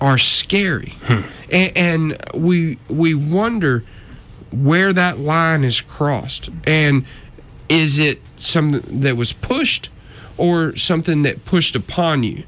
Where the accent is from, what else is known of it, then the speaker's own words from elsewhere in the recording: North Georgia, United States; I grew up in North Georgia, up in the mountains